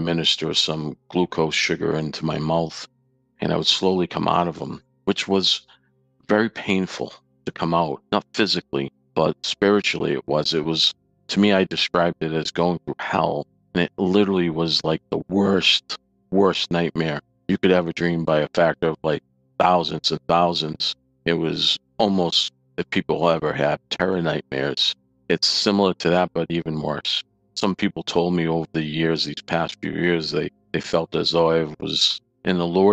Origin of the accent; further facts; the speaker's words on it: Saugus, Massachusetts, United States; now in Sterling, United States; I grew up in Saugus, Massachusetts, north of Boston